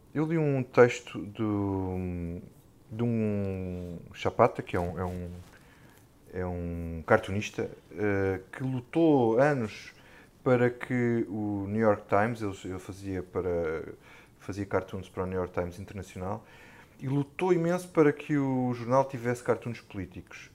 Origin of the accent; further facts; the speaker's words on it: Alentejo, Portugal; eu sou alentejano